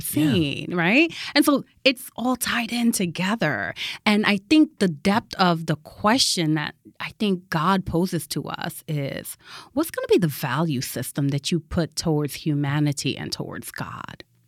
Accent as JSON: {"language": "English", "region": "Connecticut", "country": "United States", "also_born_or_lived": "Massachusetts / Michigan", "moved": "as an adult", "said": "from Connecticut, I, you know, went to school in Massachusetts, then came back to Connecticut"}